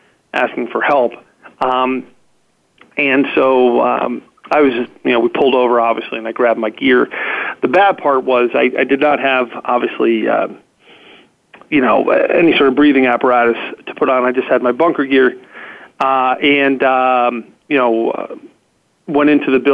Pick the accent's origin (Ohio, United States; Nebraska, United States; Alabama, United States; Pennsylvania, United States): Pennsylvania, United States; Mount Lebanon; here in my hometown here in Mount Lebanon.